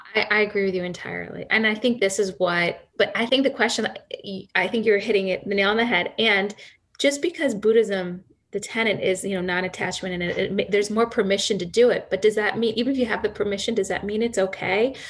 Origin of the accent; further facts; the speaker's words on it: Akron, Ohio, United States; I grew up in Akron, Ohio